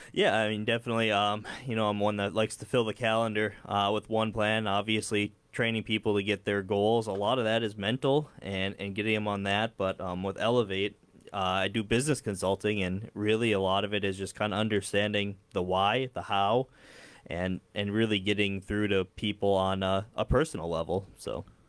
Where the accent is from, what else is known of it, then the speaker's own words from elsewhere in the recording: Dilworth, Minnesota, United States; moved away as an adult; now in Fargo, United States; I grew up in the area, um, Dilworth and then moved to Fargo for college and stayed on the side of the river.